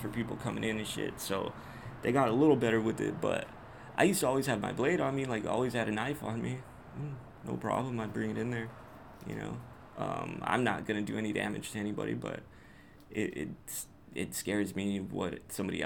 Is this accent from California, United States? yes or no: yes; Whittier, California, United States; my hometown, my city, the place where I live, Whittier, Southern California